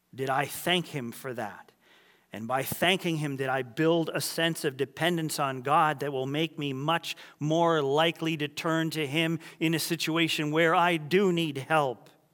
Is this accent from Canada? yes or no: yes; Vancouver, British Columbia, Canada; moved away; also born or lived in Haiti; growing up in Vancouver, which you just saw a picture of, um, we did have the privilege of the ocean being right to our west and the mountains to the north